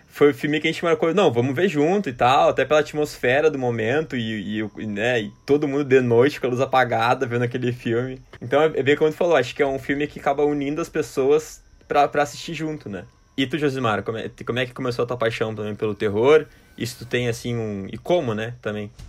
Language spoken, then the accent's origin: Portuguese; Porto Alegre, Rio Grande do Sul, Brazil; meus conterrâneos aqui de Porto Alegre